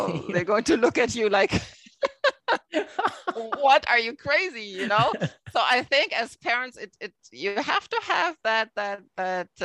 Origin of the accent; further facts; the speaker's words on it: Germany; moved away as an adult; now in Toronto, Canada; I'm from Germany